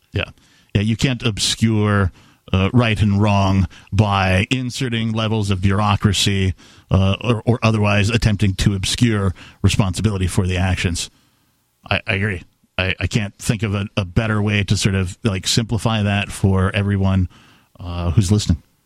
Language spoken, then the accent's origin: English; Wisconsin, United States; born or raised there